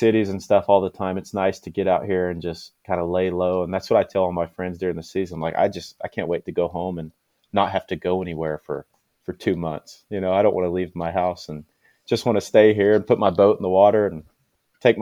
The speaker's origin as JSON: {"language": "English", "town": "Checotah", "region": "Oklahoma", "country": "United States", "tie": "born or raised there", "said": "I am from Shakota, Oklahoma, little town here in Oklahoma"}